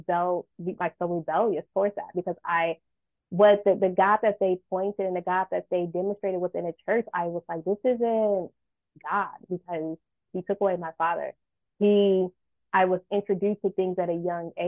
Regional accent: Michigan, United States; now in California, United States; I'm from Michigan

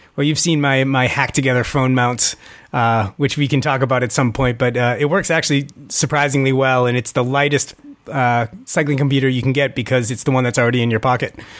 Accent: Boston, Massachusetts, United States; moved away; I grew up in Boston

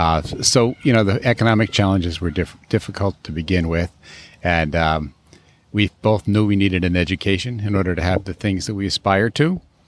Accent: Cohoes, New York, United States; moved away as an adult; now in Eagle, United States; grew up in upstate New York, where I am right now with my wife. She was from Hudson, New York, and I was from Cahoes, New York.

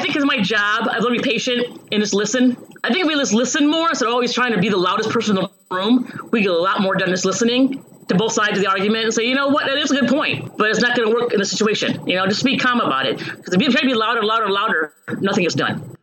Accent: Chicago, Illinois, United States; moved away as an adult; also born or lived in Hawaii / California / Seattle / Ohio; now in Champaign-Urbana, United States; I grew up in um, Chicago originally, the suburbs of Chicago, but I've moved around the country in my 20s Hawaii

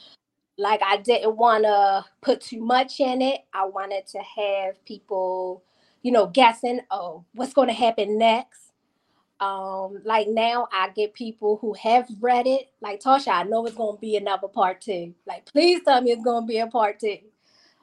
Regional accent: Baltimore, Maryland, United States; I am from Baltimore, Maryland

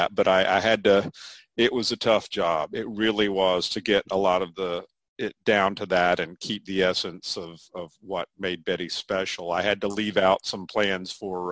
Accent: Chapel Hill, North Carolina, United States; also born or lived in Greensboro, North Carolina; now in Durham, United States; which is about an hour from where I grew up in Chapel Hill, North Carolina.

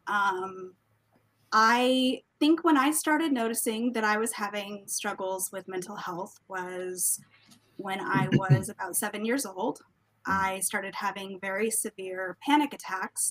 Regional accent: Washington, District of Columbia, United States; I am someone from the Washington, D.C. metro area

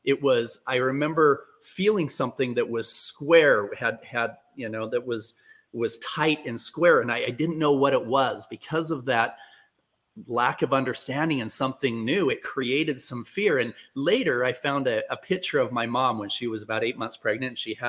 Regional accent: Utah, United States; I was born in Utah

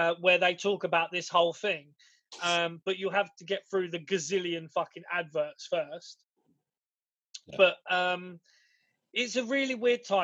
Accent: United Kingdom; we're British

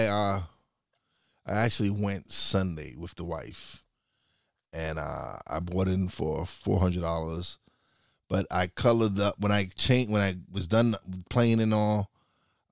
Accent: New York City, New York, United States; moved away as an adult; also born or lived in Florida; now in Pocono Mountains, United States; I was born and raised in New York

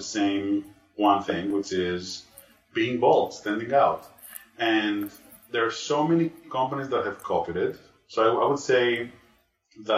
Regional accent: Greece; moved away; I'm originally from Greece.

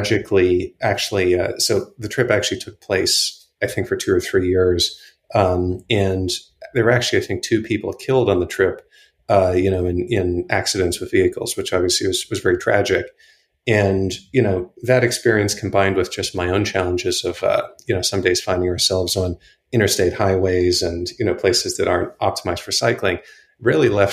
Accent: Johannesburg, Gauteng, South Africa; moved away as an adult; now in United States; I grew up in South Africa, as I think you may know, and Chris and I actually went to high school together in Johannesburg

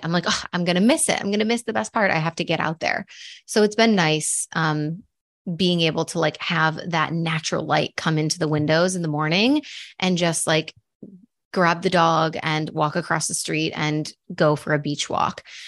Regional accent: Buffalo, New York, United States; moved away as an adult; also born or lived in Madrid; I grew up in New York. I grew up in Buffalo

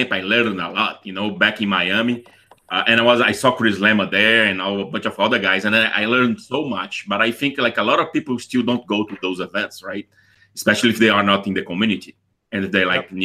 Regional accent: Brazil; moved away; I'm originally from Brazil

